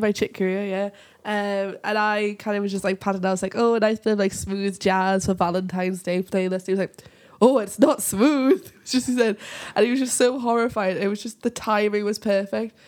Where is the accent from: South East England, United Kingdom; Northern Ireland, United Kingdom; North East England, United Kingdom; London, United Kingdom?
North East England, United Kingdom; Whitley Bay; accent: Geordie; now in Yorkshire, United Kingdom; I'm from Whitley Vee. I'm actually from the, like, the posh bit of Newcastle